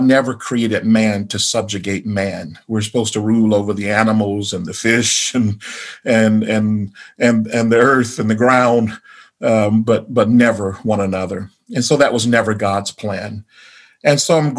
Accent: the South, United States; Growing up in the South, we had the schools, I think I mentioned before, were integrated when I was in the fifth grade.

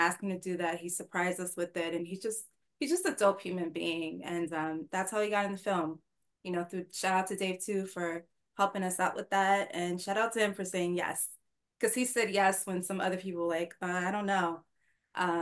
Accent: New York City, New York, United States; I'm from Harlem

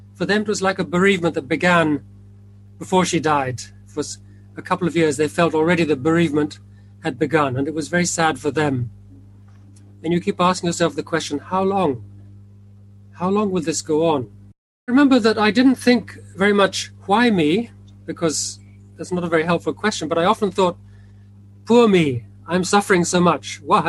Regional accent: India; born there; As you mentioned, I was born in India, and I went back to work in 1966, a long time ago.

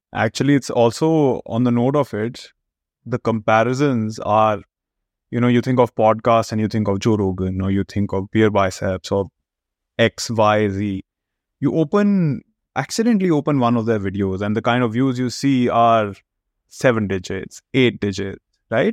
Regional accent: India; moved away as an adult; also born or lived in United States / Chicago; now in Canada; I was born and brought up in India

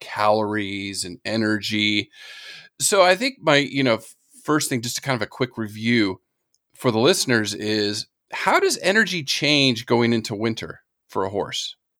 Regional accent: California, United States; moved away; also born or lived in Florida / the Carolinas; I grew up in California and lived in Florida and the Carolinas

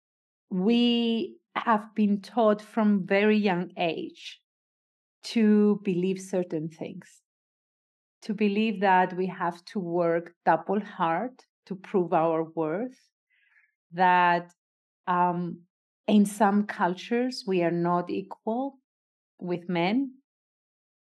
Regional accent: Cyprus; I am a Greek Cypriot. I was born and raised in Cyprus.

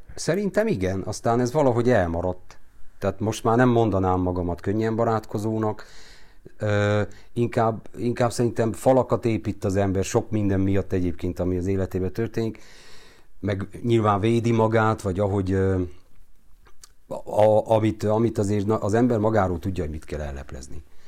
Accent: Romania; ahol én felnőttem, az a forradalom negyed, a régi augusztus 23

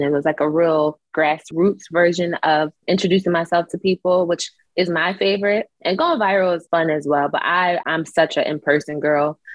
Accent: Philadelphia, Pennsylvania, United States; moved away; the training I did in Philly and like how tough of a city we are

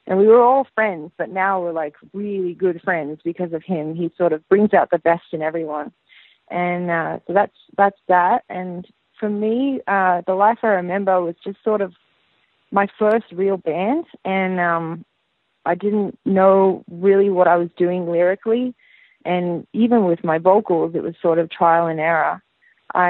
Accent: Sydney, New South Wales, Australia; moved away as an adult; also born or lived in United States; now in Los Angeles, United States; From the northern beaches of Sydney in DY

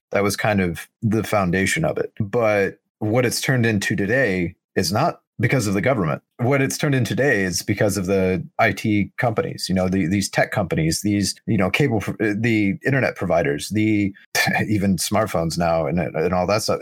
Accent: United States; as an American

